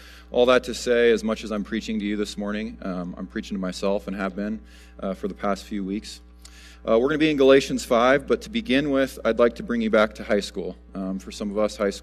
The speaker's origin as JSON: {"language": "English", "country": "United States", "said": "As Americans"}